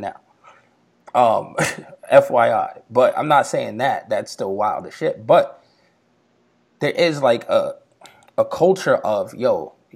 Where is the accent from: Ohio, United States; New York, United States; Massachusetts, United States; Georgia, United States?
New York, United States; me growing up in New York